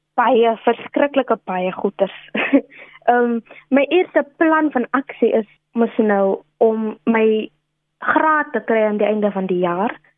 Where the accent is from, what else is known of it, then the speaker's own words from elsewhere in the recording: Steinkopf, Northern Cape, South Africa; now in Stellenbosch, South Africa; ek is oorspronklik van Steenkof daar in Namakwa land. Dis 'n regte trotse Kaunar, soos ons onsself noem.